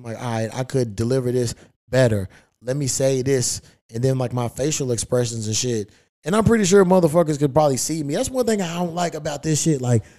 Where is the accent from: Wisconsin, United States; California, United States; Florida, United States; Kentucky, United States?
Kentucky, United States; I'm from Kentucky. You know, that's my shit.